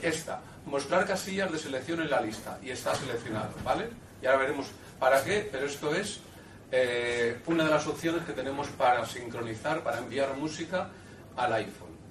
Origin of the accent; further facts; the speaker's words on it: Seville, Andalusia, Spain; soy de Sevilla